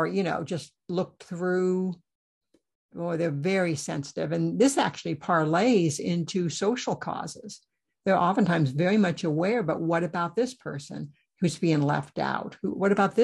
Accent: Iowa, United States; born or raised there

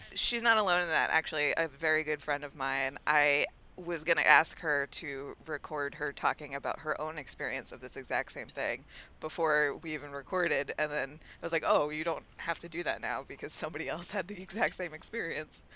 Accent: Ringwood, New Jersey, United States; I grew up in Ringwood. Ringwood has the mountains.

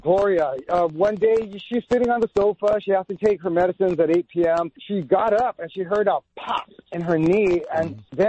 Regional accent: El Monte, California, United States; I grew up in El Monte, California. I'm an Angelino at heart, born and raised.

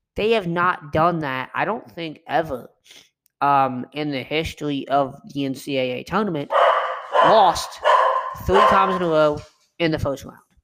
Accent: Kentucky, United States; I'm from Kentucky

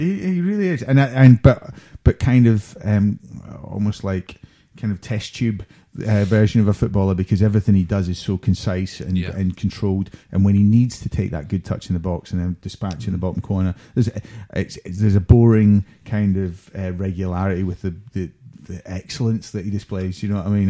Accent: Scotland, United Kingdom; as a Scotsman

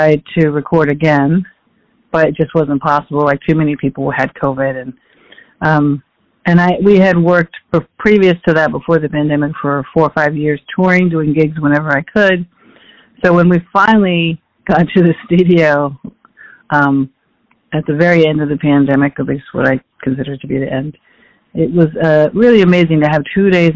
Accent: Phoenix, Arizona, United States; moved away as an adult; now in New York, United States; I was born in Phoenix, Arizona. I grew up in a Mexican-American family

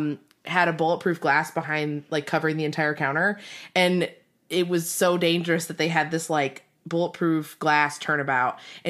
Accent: Detroit, Michigan, United States; we grew up in Michigan. We actually grew up in Detroit.

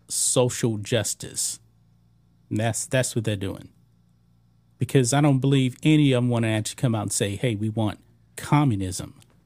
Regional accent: Texas, United States; I'm from Texas.

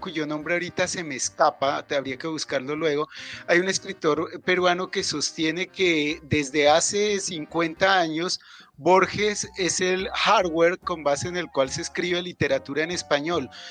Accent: Bogotá, Colombia; Ellos emigraron desde Nariño aquí a Bogotá y yo nací en Bogotá.

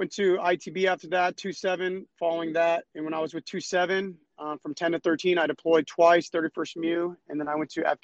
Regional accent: San Diego, California, United States; moved away as an adult; I grew up in San Diego, which is kind of ironic because I'm stationed here now

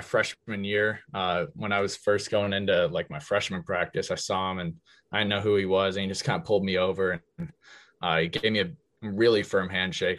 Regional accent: Magnolia, United States; we're both from Magnolia

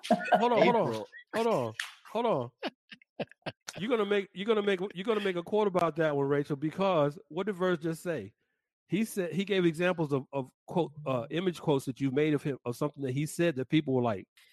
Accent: Atlanta, Georgia, United States; in Atlanta, my hometown.

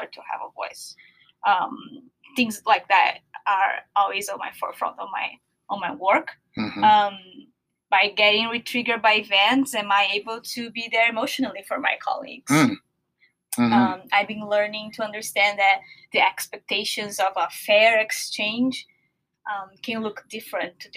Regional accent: São Paulo, Brazil; now in Seattle, United States; I'm from Brazil

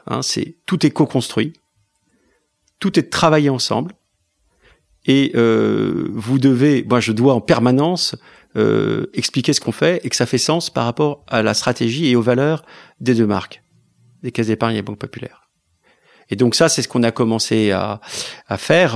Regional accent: France; la France, c'est c'est là où j'ai reçu mon éducation, c'est ma culture

